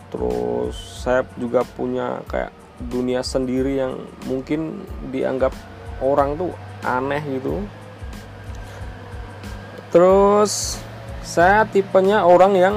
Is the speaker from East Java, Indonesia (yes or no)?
no; Magelang, Central Java, Indonesia; accent: medok; moved away; also born or lived in Jakarta; Saya orang Jawa, Magelang yang deket kalau kalian tahu Candi Borobudur pastinya tahu ya. Ya, mungkin rumah saya 15 menit lah dari Candi Borobudur. Maklum kalau ngomongnya agak medok karena walaupun dulu pernah sebentar di Jakarta